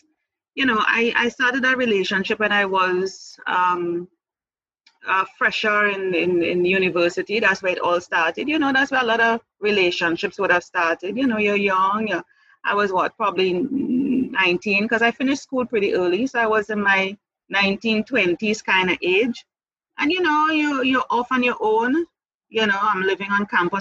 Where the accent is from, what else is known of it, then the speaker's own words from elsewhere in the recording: Trinidad & Tobago; moved away as an adult; also born or lived in Jamaica; I came back to my home country July 2017. So you're actually talking to me in Trinidad and Tobago at this time.